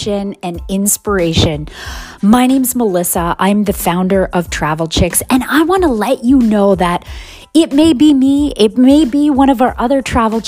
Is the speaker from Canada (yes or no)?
yes; Canada; as a Canadian